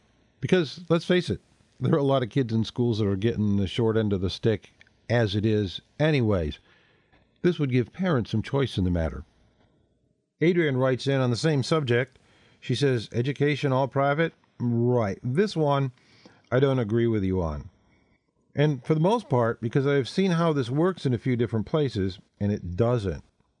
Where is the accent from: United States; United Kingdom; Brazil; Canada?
Canada; now in Melbourne, Australia; Here in Australia, I'm a Canadian who lives in Melbourne, they have an interesting mix, public-private.